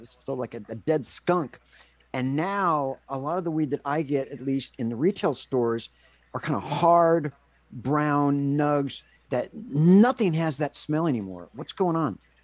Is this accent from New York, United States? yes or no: no; California, United States; also born or lived in Los Angeles / Lake Tahoe; now in Seattle, United States; I'm from California